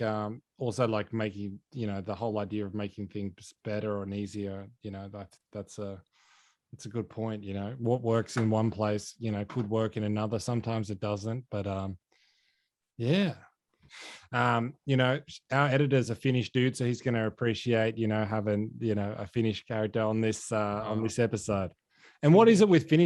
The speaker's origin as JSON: {"language": "English", "country": "Australia", "said": "I'm Australian"}